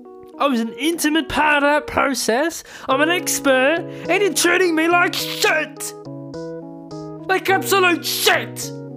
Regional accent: Wellington, New Zealand; I'm from the Zeal, as we call it, New Zealand. I grew up in Wellington, but I also have my British citizenship, so that's why the accent is a bit varied.

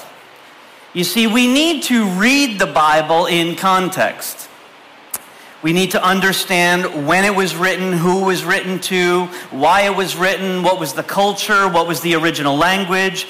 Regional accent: Canada; I grew up in Canada

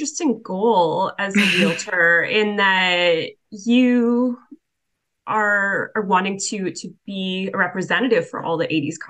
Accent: Toronto, Ontario, Canada; moved away as an adult; I'm originally from Toronto

